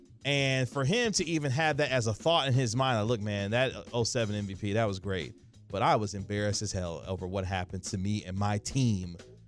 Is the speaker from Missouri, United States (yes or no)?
yes; Kansas City, Missouri, United States; now in Dallas, United States; my hometown of Kansas City, Missouri